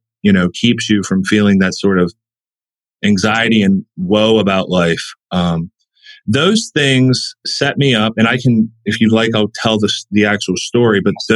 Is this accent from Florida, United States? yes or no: no; West Virginia, United States; I'm from West Virginia. I've grown up here my whole life. I was born out of state